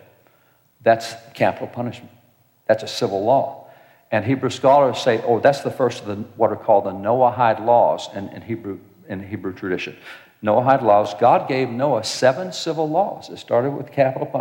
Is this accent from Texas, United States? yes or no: yes; Texas, United States; I'm a cowboy from Texas. I live out on a ranch